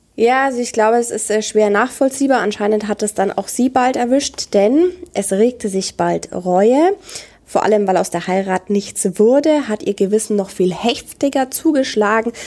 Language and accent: German; Franconia, Bavaria, Germany; bei uns in Franken ist das der Nachtgiecher.